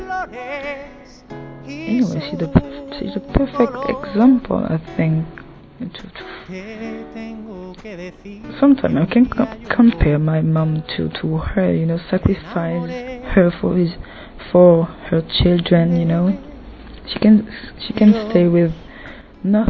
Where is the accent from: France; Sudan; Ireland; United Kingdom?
France; I come from France